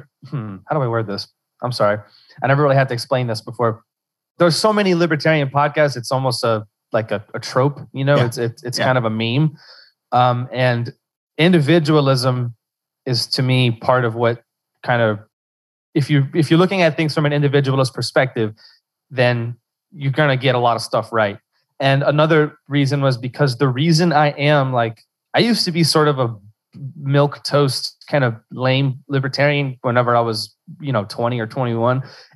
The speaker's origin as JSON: {"language": "English", "region": "Louisiana", "country": "United States", "said": "I'm from Louisiana, South Central Louisiana, Cajun country."}